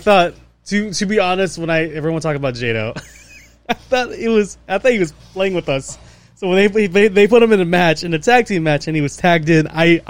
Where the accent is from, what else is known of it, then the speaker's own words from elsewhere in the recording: United States; we're from America